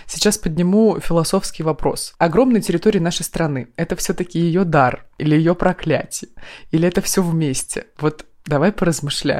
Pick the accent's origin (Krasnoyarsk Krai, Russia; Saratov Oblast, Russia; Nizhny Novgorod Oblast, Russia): Krasnoyarsk Krai, Russia; я из Красноярского края